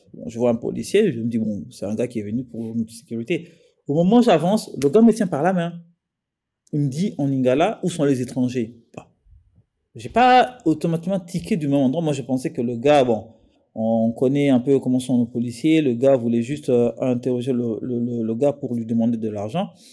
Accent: DR Congo; les Congolais que nous sommes

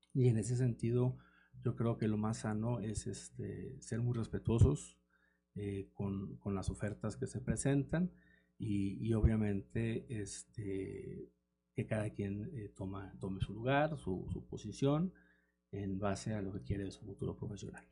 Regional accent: Saltillo, Coahuila, Mexico; yo soy de Saltillo, soy originario de aquí de Coahuila

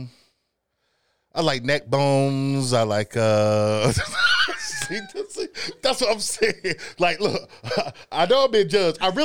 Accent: Goldsboro, North Carolina, United States; I'm from North Carolina. Goldsboro, North Carolina

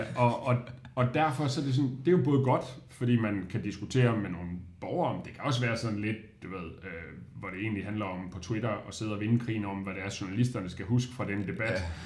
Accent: Odense, Southern Denmark, Denmark; moved away as an adult; now in Aarhus, Denmark; jeg er vokset op i Odense

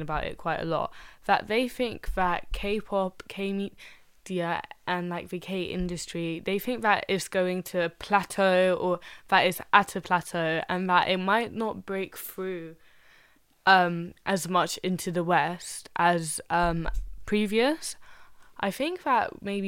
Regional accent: Egypt; moved away; I'm from Egypt

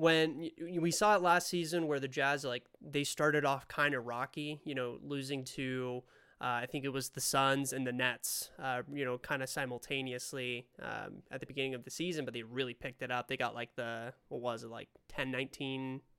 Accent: Spain; now in Utah, United States; I'm from Spain originally. Uh, moved over to the States, live in Utah now

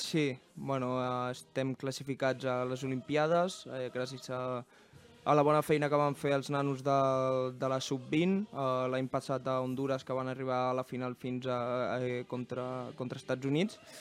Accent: Terrassa, Catalonia, Spain; vam néixer aquí a Terrassa

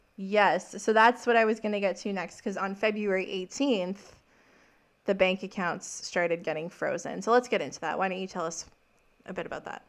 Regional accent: Saskatchewan, Canada; I'm from Saskatchewan

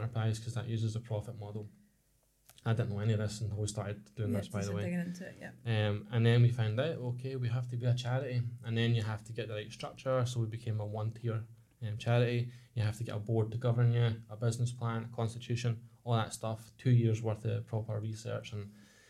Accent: Ladywell, Scotland, United Kingdom; We grew up in Ladywell, which is now recognised as a socially deprived area in Scotland

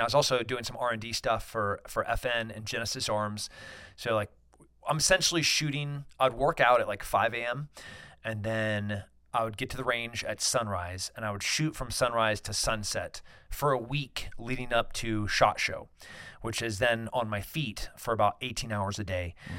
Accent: United States; as an American, as a libertarian

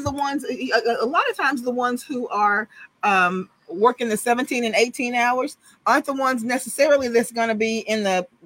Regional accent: Houston, Texas, United States; I'm from Sunnyside. I lived two blocks off of Cullen behind fire station number 55. That's where I grew up

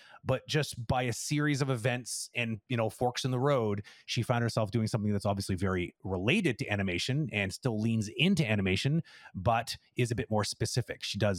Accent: England, United Kingdom; it feels weird even saying it out loud, even though I'm English.

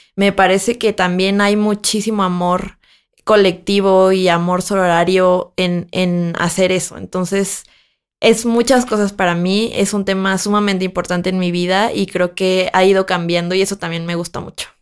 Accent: Mexico; now in Mexico City, Mexico; yo soy de una ciudad que no es la Ciudad de México, yo crecí ahí y entonces para mí era como muy transgresor pensar que cuando yo me mudé a la Ciudad de México

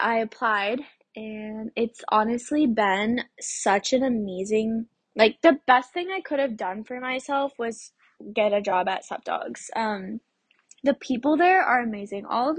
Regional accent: Durango, Colorado, United States; born there; I was born in Durango, Colorado, which is like 30, 45 minutes away from where my parents grew up and where they met, which is Aztec, New Mexico.

